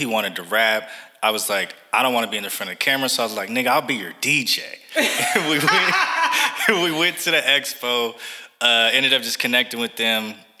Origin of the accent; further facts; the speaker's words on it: Seattle, Washington, United States; moved away as an adult; now in Los Angeles, United States; born and raised in Seattle, Washington